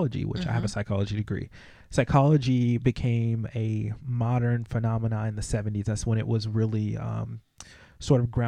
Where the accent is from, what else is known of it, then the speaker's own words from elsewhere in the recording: United States; us as American citizens